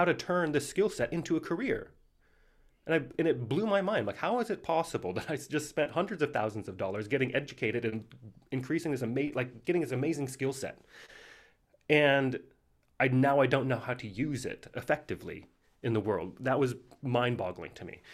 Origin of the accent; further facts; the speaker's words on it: Missoula, Montana, United States; I grew up in Missoula, Montana